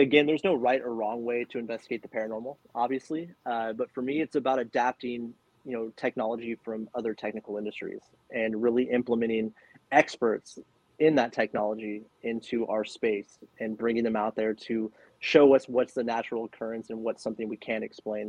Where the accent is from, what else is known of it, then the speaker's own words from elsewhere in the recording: California, United States; I'm born and raised in California.